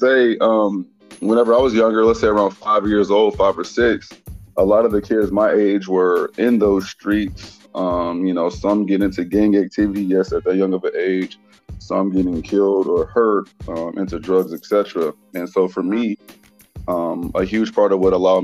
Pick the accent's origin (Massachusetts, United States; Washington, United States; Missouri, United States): Missouri, United States; Kansas City; also born or lived in Houston, Texas; my story starts back in Kansas City, Missouri